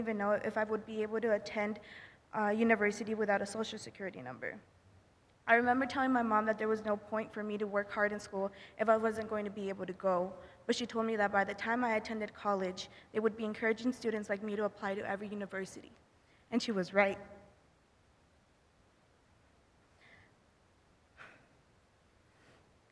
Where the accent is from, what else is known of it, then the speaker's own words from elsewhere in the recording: United States; also born or lived in Martinez de la Torre, Veracruz, Mexico; When I was 6 months old, my mother brought me to the United States to secure a better future for me